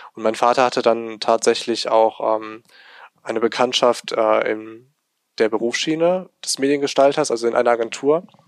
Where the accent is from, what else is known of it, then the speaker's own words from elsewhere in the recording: Remscheid, North Rhine-Westphalia, Germany; ich bin halt hier geboren und aufgewachsen in Remscheid